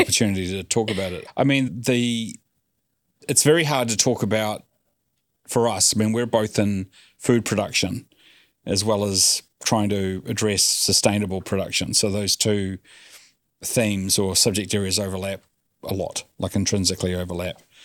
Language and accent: English; New Zealand; we grew up in New Zealand